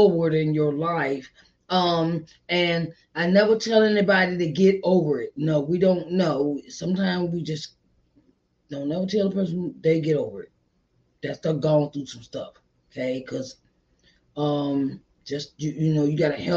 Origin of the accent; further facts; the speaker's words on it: Virginia, United States; my home state in Virginia